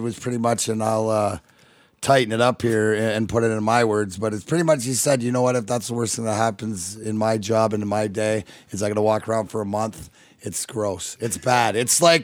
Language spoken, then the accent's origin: English; Leamington, Ontario, Canada; also born or lived in Michigan, United States; now in Florida, United States; I reside in Florida, but, you know, I'm consider myself stepson of Michigan and reside up here, but I am Canadian. I'm from Leamington